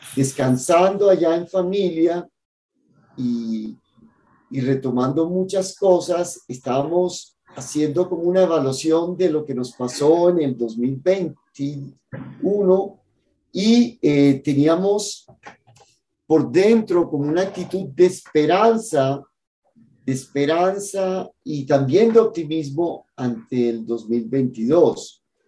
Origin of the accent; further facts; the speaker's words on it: Cartagena, Bolívar, Colombia; moved away; mi ciudad natal, en Cartagena